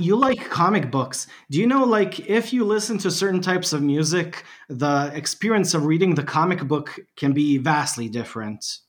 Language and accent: English; Bosnia & Herzegovina; English is a second language; I'm from Bosnia and Herzegovina.